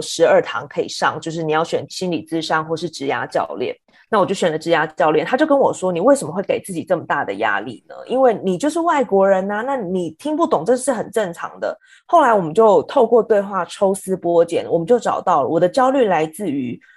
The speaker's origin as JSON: {"language": "Chinese", "country": "Taiwan", "moved": "as an adult", "lives_now": "New York, United States", "said": "我们在台湾工作的时候，我们大家都是台湾人"}